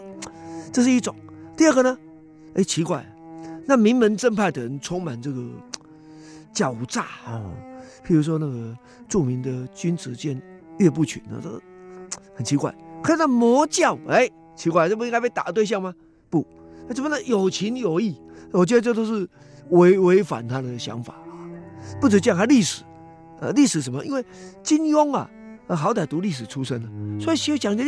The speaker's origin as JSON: {"language": "Chinese", "country": "Taiwan", "tie": "born or raised there", "said": "实际上是在台湾来讲，就是小孩子，至少是我这时代共同的经验。我是一九五零年代末期出生啊，那在一九六零年代、七零年代，那么就读中小学嘛"}